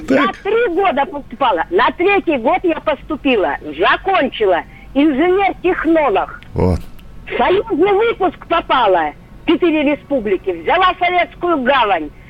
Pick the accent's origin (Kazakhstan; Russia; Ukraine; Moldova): Ukraine; после 10 класса поступила в училище э, это города Макеевки. Я сама с Украины.